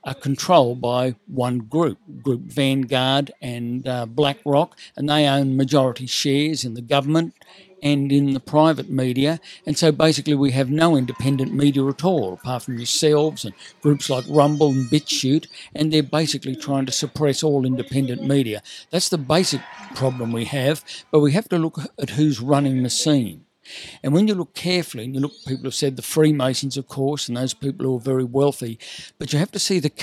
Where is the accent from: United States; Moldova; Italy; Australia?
Australia; Sydney, New South Wales; I grew up in Sydney